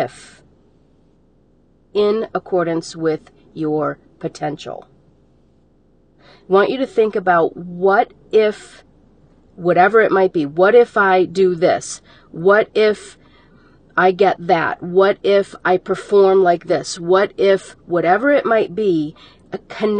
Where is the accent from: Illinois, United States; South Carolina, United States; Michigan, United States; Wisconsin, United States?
Michigan, United States; Detroit; I'm a girl from Detroit, Michigan, that I lived, if you want to say, on the wrong side of the tracks